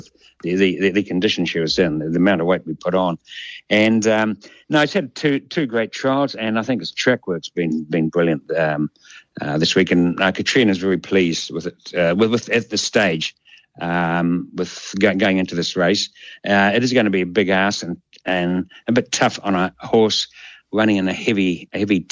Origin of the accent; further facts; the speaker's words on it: Hastings, Hawke's Bay, New Zealand; I was actually born and bred in Hastings.